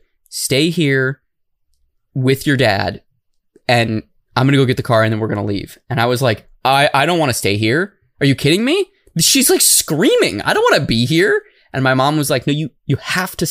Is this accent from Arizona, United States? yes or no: yes; Tucson, Arizona, United States; moved away; I am originally from Tucson